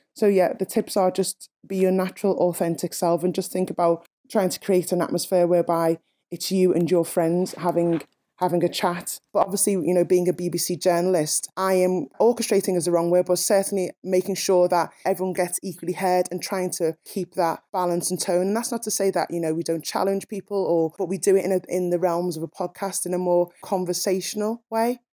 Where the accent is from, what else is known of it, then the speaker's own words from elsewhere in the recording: Liverpool, North West England, United Kingdom; I'm a Scouser, I'm a Liverpudlian first